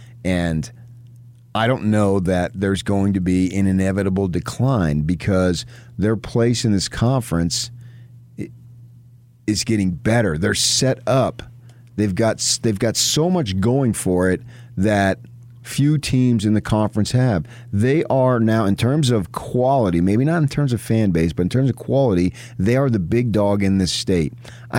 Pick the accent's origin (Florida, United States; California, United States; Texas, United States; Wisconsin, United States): California, United States; San Pedro; I'm a Los Angeles area kid, right? My hometown, San Pedro, California.